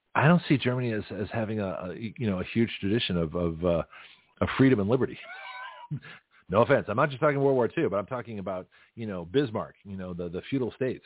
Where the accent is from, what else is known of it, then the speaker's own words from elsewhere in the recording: Toronto, Ontario, Canada; moved away; also born or lived in California; I grew up in Toronto